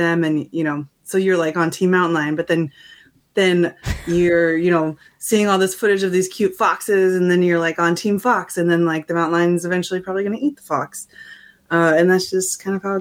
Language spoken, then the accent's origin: English; Missoula, Montana, United States; moved away; this is my hometown